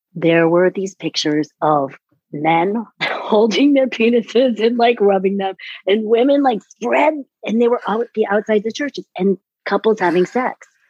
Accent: New York City, New York, United States; I'm from New York City

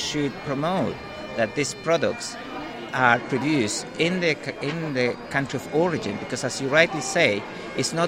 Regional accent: Chile; moved away as an adult; now in United Kingdom; I'm from Chile, but I have been living now in the UK 19 years

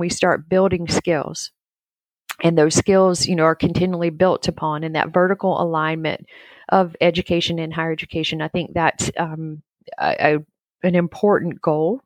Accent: North Carolina, United States; also born or lived in Kurdistan; I grew up in North Carolina, middle of nowhere in a farming community in North Carolina, still here, actually.

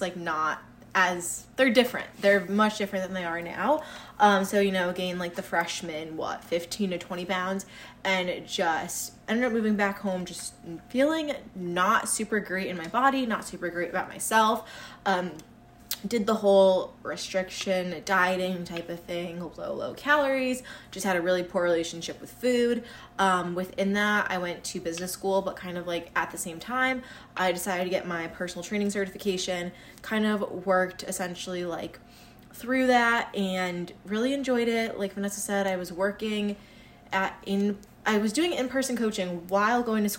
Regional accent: Connecticut, United States; We grew up here kind of like our whole lives

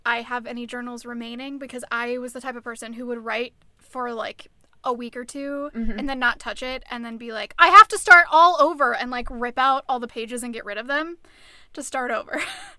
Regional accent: Minnesota, United States; I think it's part of that as a Minnesotan and as a runner, when it starts to get lighter in the morning, you're like, yes, it's finally becoming summer.

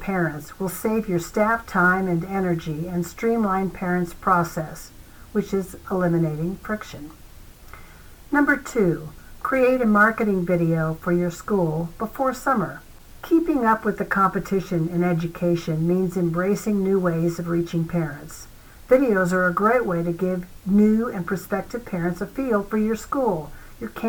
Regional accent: Arizona, United States; my home state of Arizona

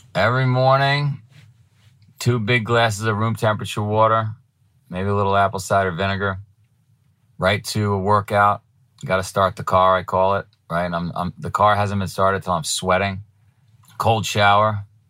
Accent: New York, United States; moved away as an adult; now in Vermont, United States; I was from New York

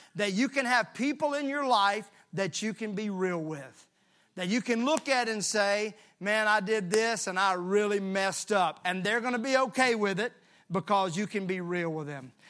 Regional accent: Mississippi, United States; I'm from Mississippi

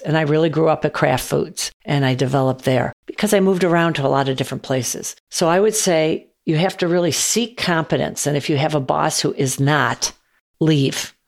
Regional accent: Chicago, Illinois, United States; I grew up on the South Side of Chicago

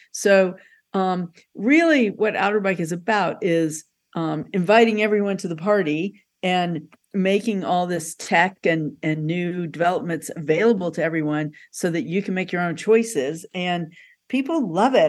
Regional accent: Little Rock, Arkansas, United States; moved away; I'm originally from Little Rock

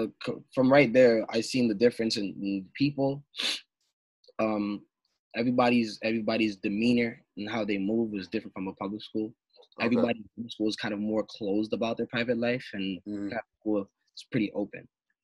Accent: Brampton, Ontario, Canada; It was growing up in Brampton was a little bit different from Toronto, but a little bit the same.

